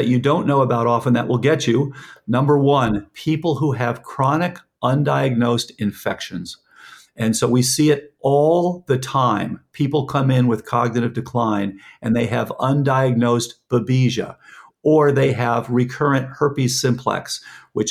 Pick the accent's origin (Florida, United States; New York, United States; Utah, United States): Florida, United States; Fort Lauderdale; I grew up in Lauderdale